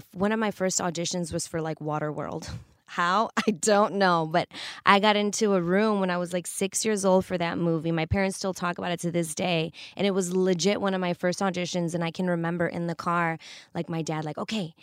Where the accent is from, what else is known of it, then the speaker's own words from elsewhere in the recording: Chicago, Illinois, United States; I grew up in Chicago